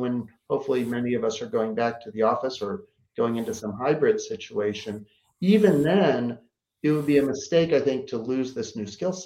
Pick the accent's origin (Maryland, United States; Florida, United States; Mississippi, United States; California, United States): Maryland, United States; Baltimore; now in New York City, United States; my growing up in Baltimore, which is a very friendly town